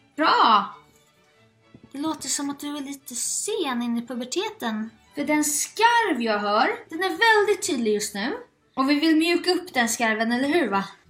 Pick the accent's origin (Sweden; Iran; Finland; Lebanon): Sweden; Småland; now in Stockholm, Sweden; min småländska näsa